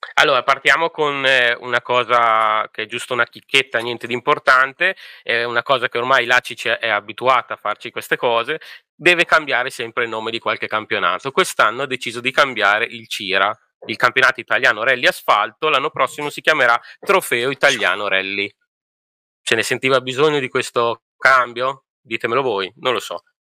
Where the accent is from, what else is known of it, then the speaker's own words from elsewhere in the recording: Emilia-Romagna, Italy; io sono emiliano